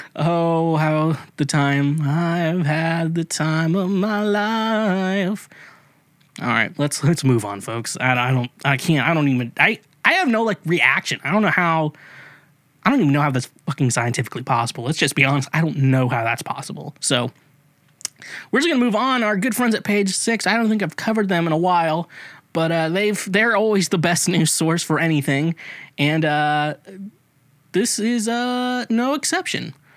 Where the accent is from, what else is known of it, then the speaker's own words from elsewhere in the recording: United States; being American